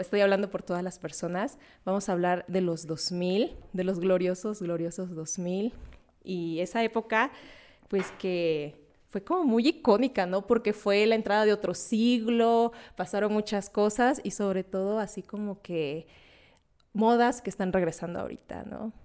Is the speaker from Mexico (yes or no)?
yes; southern Veracruz, Mexico; moved away; yo soy del sur de Veracruz